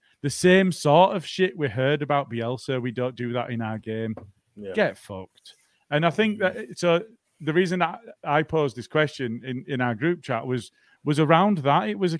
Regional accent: Yorkshire and the Humber, United Kingdom; I'm a Yorkshireman. I'm far too tight.

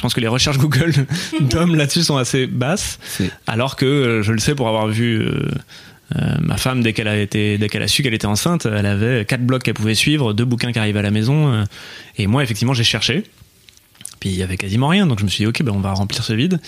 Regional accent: Bordeaux, Nouvelle-Aquitaine, France; je, suis né à Bordeaux.

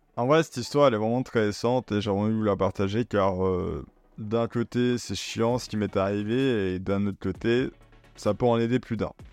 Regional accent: Belgium; je suis belge

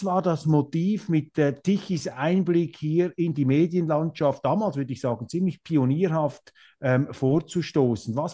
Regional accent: Switzerland; now in Germany; wenn man als Schweizer in Deutschland ist

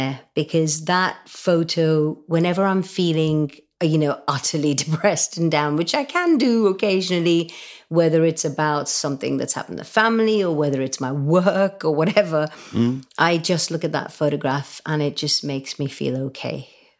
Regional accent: India; Because when I was brought up in India and we had to do our prayers before we ate, and mum and dad kind of brought us up in quite a strict way that way.

